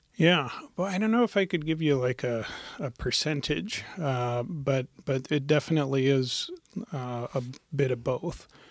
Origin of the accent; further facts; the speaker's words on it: Montana, United States; now in Portland, United States; I'm from Montana originally. My family's from India and I grew up in Montana